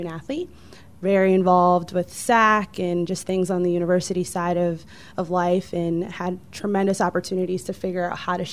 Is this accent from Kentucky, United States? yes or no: no; Chicago, Illinois, United States; moved away as an adult; also born or lived in Southern California; now in Houston, United States; I actually grew up on the south side of Chicago.